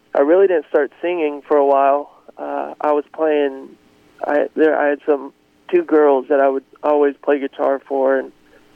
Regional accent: Greenwood, Arkansas, United States; moved away as an adult; also born or lived in Nashville; I grew up in Greenwood, Arkansas, which is right outside of Fort Smith

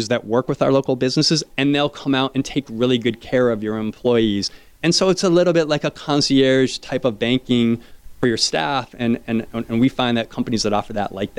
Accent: Connecticut, United States; now in South Florida, United States; I grew up in Connecticut

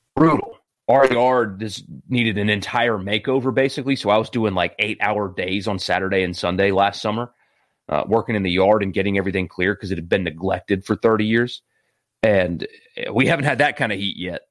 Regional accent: Greenville, South Carolina, United States; born or raised there

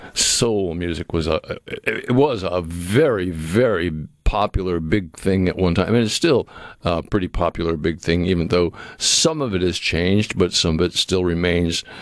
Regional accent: New England, United States; moved away; where I grew up in New England

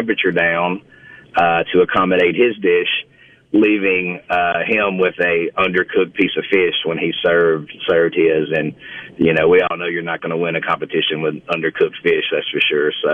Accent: Mississippi, United States; accent: Mississippi; my Mississippi accent

